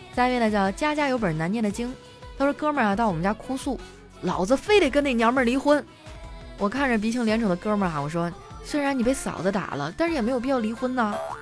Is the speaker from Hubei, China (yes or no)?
no; Harbin, Heilongjiang, China; 作为哈尔滨人民啊